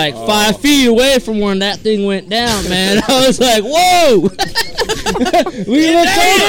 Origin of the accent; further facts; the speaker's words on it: Damascus, Oregon, United States; I'm from Oregon. Field of Screams down there in Damascus.